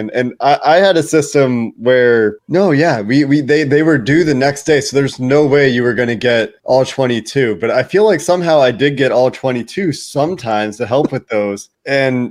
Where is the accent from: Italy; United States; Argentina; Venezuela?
United States; Cincinnati, Ohio; moved away; I grew up in Cincinnati and became a Bengals fan because I grew up in Cincinnati